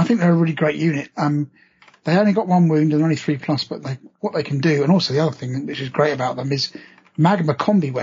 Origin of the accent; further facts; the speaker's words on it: England, United Kingdom; I'm English